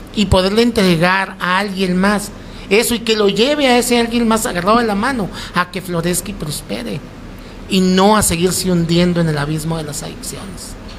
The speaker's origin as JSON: {"language": "Spanish", "town": "Mazatlán", "region": "Sinaloa", "country": "Mexico", "also_born_or_lived": "Navojoa, Sonora", "moved": "yes", "said": "yo no soy de aquí, yo soy de Mazatlán, yo amo este lugar"}